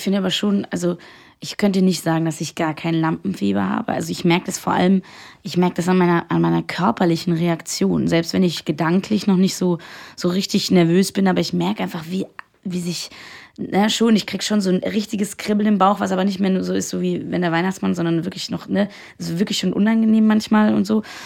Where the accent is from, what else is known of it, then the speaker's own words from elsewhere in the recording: Austria; moved away; ich komme ja aus Österreich